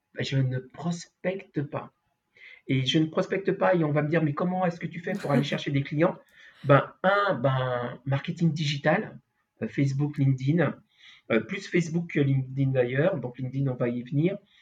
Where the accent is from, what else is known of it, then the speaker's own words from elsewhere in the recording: Paris, Île-de-France, France; also born or lived in Antilles (ancestry); je suis d'origine euh, antillaise, même si je suis né euh, sur Paris, dans le 6 sixième en plus